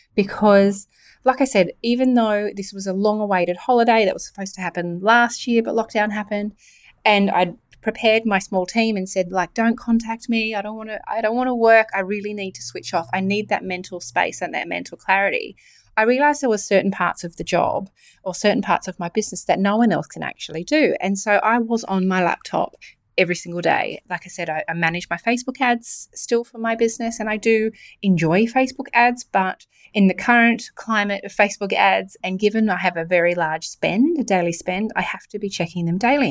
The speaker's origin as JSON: {"language": "English", "region": "New South Wales", "country": "Australia", "said": "I'm from New South Wales"}